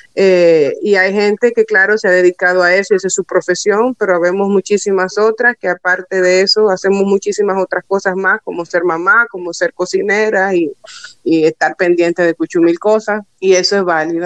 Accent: Dominican Republic; soy mujer dominicana

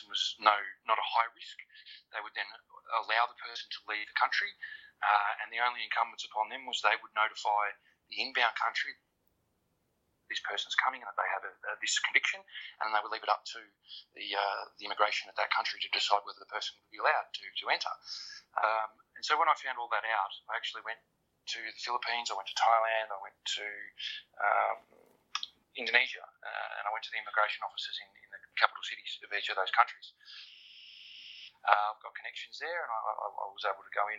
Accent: Australia; I'm an Australian. I've got connections in Australia

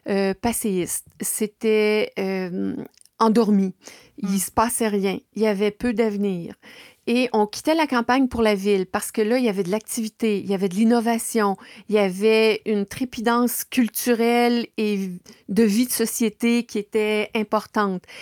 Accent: Baie-Comeau, Quebec, Canada; also born or lived in La Malbaie; now in Ville-Marie, Canada; Côte-Nord. Je suis euh, née à la Malbaie, mais j'ai vécu à Bécomo. Et c'est là que j'ai étudié au cégep j'ai quitté Bécomo pour euh, suivre ma formation universitaire à l'Université Laval à Québec.

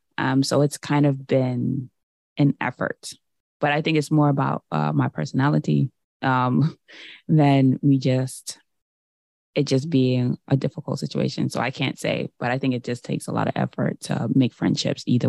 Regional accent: New York, United States; growing up in New York

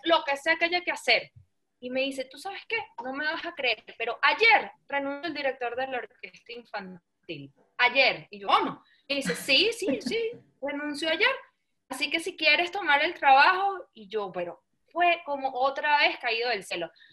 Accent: Venezuela; soy venezolana de generaciones y generaciones y generaciones

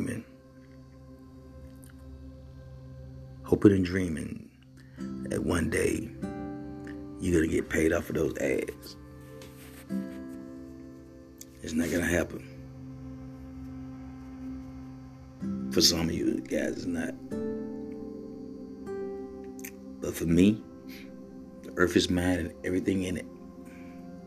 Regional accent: Mississippi, United States; I'm from Mississippi, where poverty and being poor is nothing new

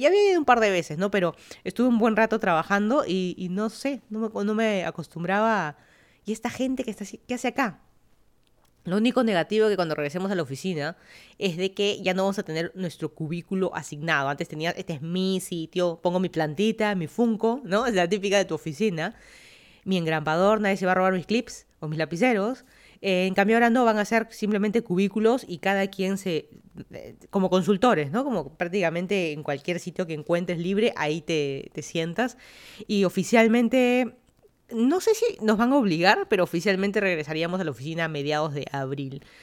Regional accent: Lima, Peru; moved away as an adult; also born or lived in Miami, Florida; now in Fairfax County, Virginia, United States; yo soy de Lima, Perú, me mudé a Estados Unidos hace cinco años

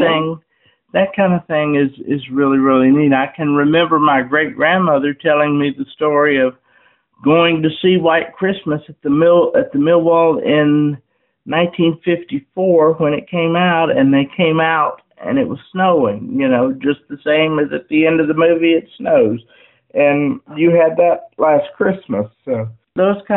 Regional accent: Wytheville, Virginia, United States; my hometown where I've lived all my life

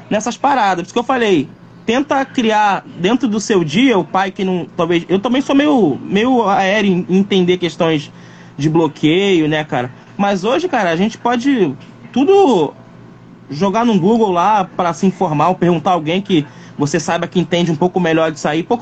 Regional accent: Rio de Janeiro, Brazil; Eu falei, pô, meu filho tem sotaque de paulista? Filho de carioca, que doideira.

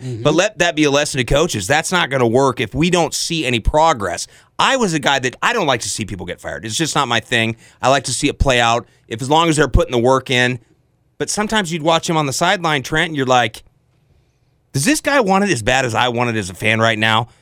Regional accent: Iowa, United States; So I'm an Iowan. I grew up in Iowan. I've always been an Iowan. I've never lived anywhere else but Iowa

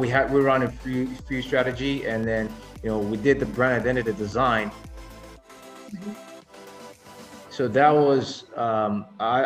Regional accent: Nigeria; being Nigerian myself

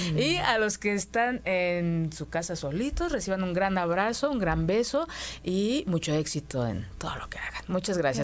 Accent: Mexico; nos lo enseñaron como mujeres mexicanas

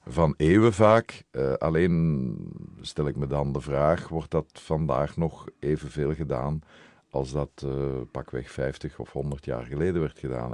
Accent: Brussels, Brussels-Capital Region, Belgium; ik ben Brusselaar. Ik ben een echte Brusselaar

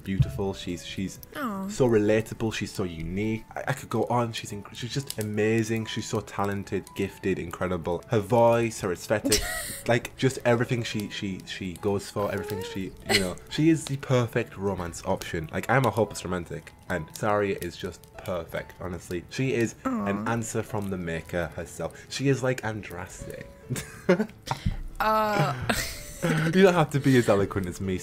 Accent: United Kingdom; being a British boy in university

